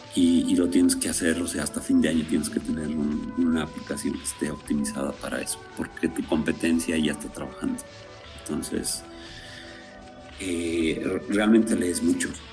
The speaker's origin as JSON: {"language": "Spanish", "region": "Potosí", "country": "Bolivia", "said": "yo soy de Potosí"}